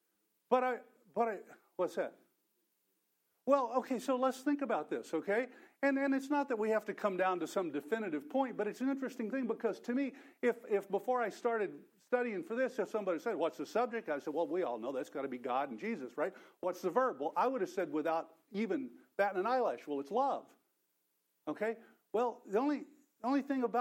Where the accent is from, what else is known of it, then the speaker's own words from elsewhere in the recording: Texas, United States; I'm from Texas, so my native language is Texan, which is quite different.